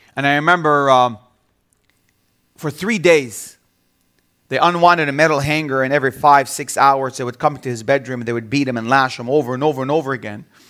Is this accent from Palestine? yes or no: yes; Bethlehem, West Bank, Palestine; also born or lived in Jerusalem; I was born in Jerusalem, and I grew up in the city of Bethlehem all my life.